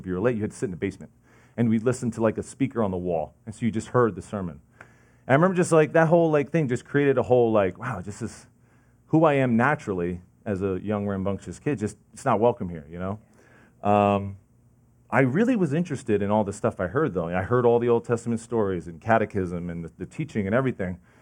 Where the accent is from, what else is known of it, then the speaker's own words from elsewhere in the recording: New Jersey, United States; also born or lived in Lincoln Park, New Jersey / Sussex County, New Jersey / Belleville, New Jersey; I'm from New Jersey